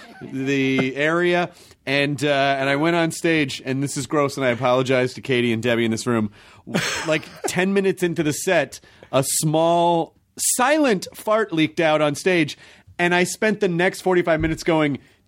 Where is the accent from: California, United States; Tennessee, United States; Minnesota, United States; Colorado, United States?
Tennessee, United States; Memphis; also born or lived in Kentucky; Well, when I was born in Kentucky and I grew up in Memphis, and we had those there.